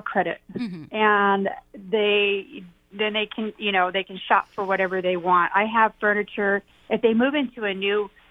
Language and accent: English; Graham County, Arizona, United States; moved away; I'm from Graham County